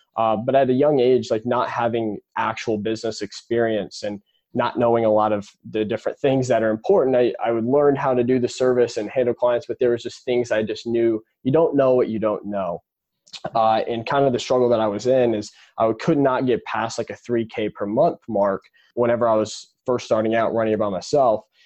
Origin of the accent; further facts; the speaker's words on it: Indianapolis, Indiana, United States; I was born and raised in Indianapolis, Indiana